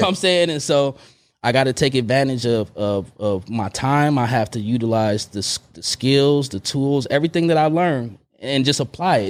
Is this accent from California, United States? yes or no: yes; Oakland, California, United States; moved away as an adult; also born or lived in Long Beach / Emeryville; when I moved back from Long Beach to Oakland